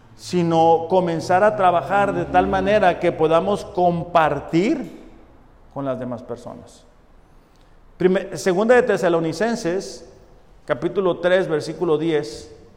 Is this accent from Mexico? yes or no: yes; Mexico; nosotros como mexicanos le decimos de mecha cortita